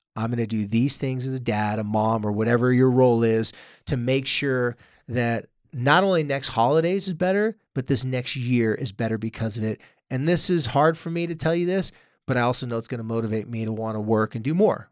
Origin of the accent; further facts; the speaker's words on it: Carlsbad, California, United States; moved away; my hometown of Carlsbad